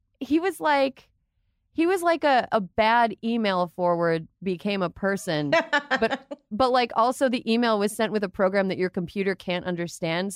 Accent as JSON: {"language": "English", "region": "Wisconsin", "country": "United States", "said": "I'm from Wisconsin"}